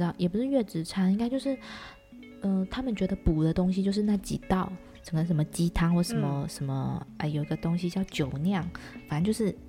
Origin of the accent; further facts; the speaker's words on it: Tainan, Taiwan; moved away as an adult; now in Taoyuan, Taiwan; 对，我是台南人。